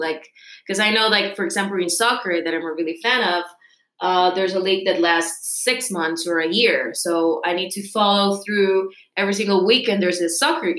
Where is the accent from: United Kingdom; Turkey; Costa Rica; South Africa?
Costa Rica; Okay, so I'm from Costa Rica.